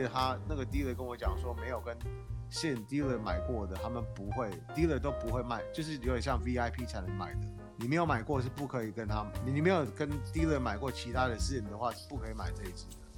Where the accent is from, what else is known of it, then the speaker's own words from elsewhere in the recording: Taiwan; 我们台湾人